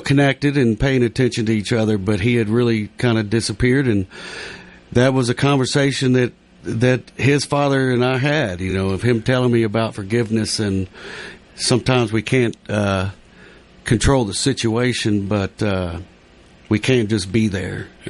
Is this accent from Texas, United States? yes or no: yes; West, Texas, United States; But I grew up in a little small town called West Texas, West